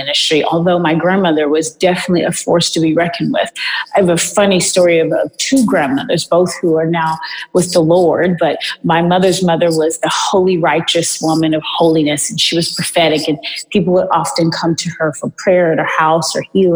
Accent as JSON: {"language": "English", "town": "Houston", "region": "Texas", "country": "United States", "moved": "yes", "lives_now": "Beverly Hills, United States", "said": "I'm originally from Houston, Texas"}